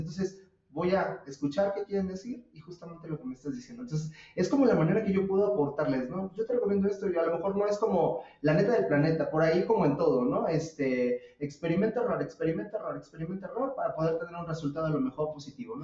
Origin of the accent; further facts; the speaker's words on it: Mexico; nosotros en México